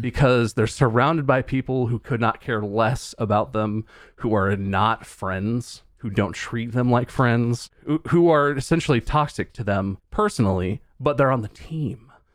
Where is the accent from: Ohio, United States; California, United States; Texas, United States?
Ohio, United States; moved away; also born or lived in North Carolina; we lived in Ohio, we're from Ohio